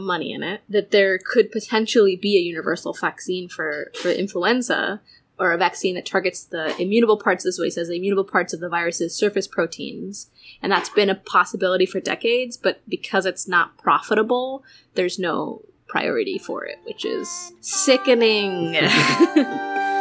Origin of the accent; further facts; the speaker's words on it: California, United States; now in Philadelphia, United States; I live in Philly now, but I am originally from California.